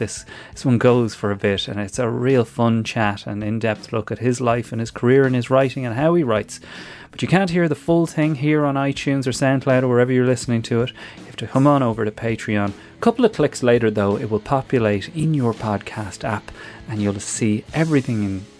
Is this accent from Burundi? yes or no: no; the Curragh, County Kildare, Ireland; I grew up on the Curragh